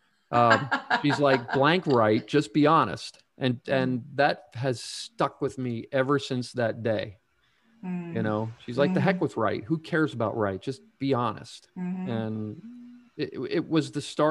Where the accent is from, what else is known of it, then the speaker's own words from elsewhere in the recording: Pennsylvania, United States; moved away as an adult; my home state of Pennsylvania